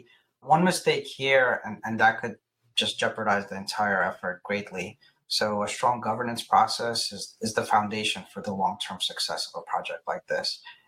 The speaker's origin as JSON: {"language": "English", "town": "New York City", "region": "New York", "country": "United States", "said": "I'm from Brooklyn"}